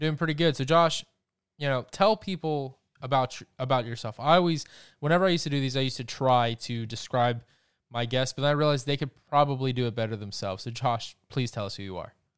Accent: Georgia, United States; Atlanta even, my home state

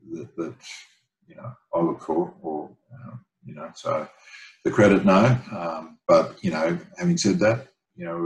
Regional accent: Brisbane, Queensland, Australia; my hometown in Brisbane

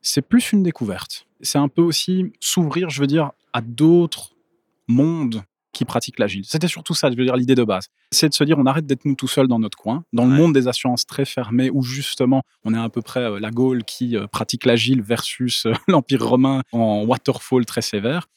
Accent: Brussels, Brussels-Capital Region, Belgium; now in Ghlin, Belgium; je viens à la base de Bruxelles, mais j'habite maintenant à Glin

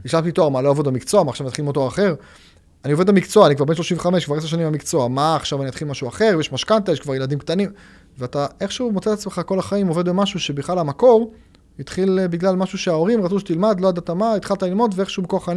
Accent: Haifa, Haifa District, Israel; באתי עם ההורים שלי בחיפה, אני במקור חיפאי

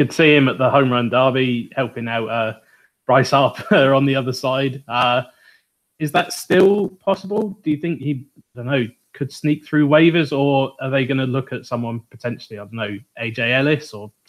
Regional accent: south of England, United Kingdom; From the south of England.

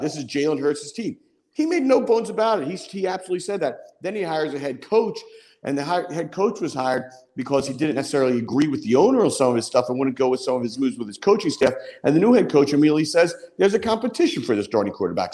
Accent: Philadelphia, Pennsylvania, United States; I'm a Philadelphian.

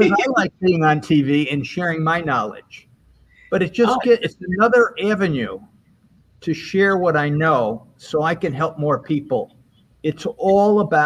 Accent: Albany, New York, United States; moved away as an adult

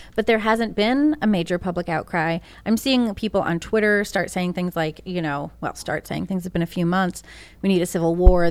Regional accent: Northeast, United States; also born or lived in Massachusetts / New York; I'm from the Northeast, born and raised.

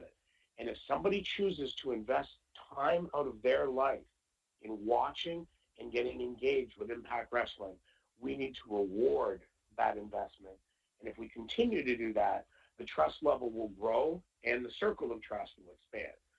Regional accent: Canada; being Canadian

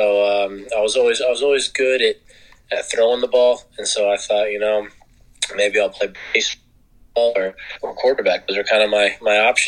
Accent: Fayetteville, Arkansas, United States; I grew up in Arkansas

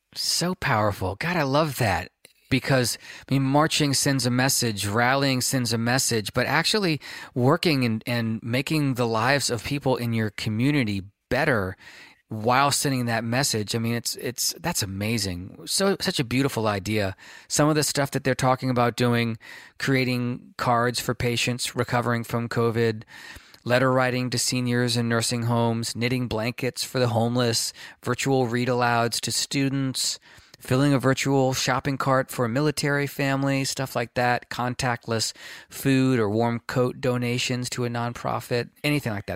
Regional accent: California, United States; being a Californian, uh, and a, a California-based activist

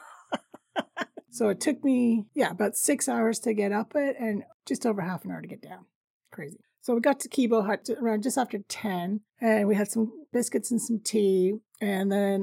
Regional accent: Canada; I'm Canadian

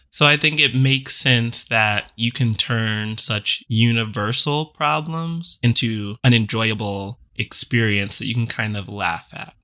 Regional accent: the South, United States; growing up in the South

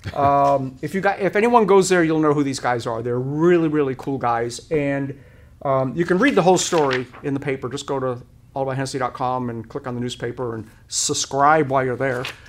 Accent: Rhode Island, United States; moved away; I grew up in a small town in, uh, Rhode Island

